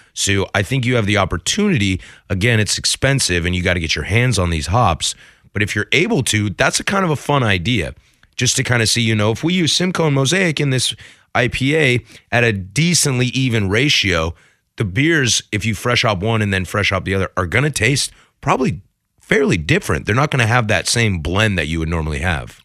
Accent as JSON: {"language": "English", "region": "Pacific Northwest", "country": "United States", "tie": "born or raised there", "said": "being born and raised in the Pacific Northwest"}